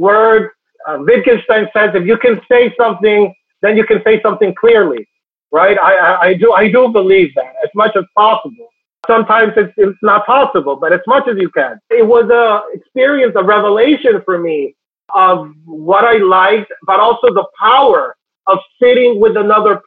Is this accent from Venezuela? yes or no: yes; Venezuela; moved away as an adult; now in New York City, United States; I come from Venezuela. I've been here in the United States for 15 years, always in New York City.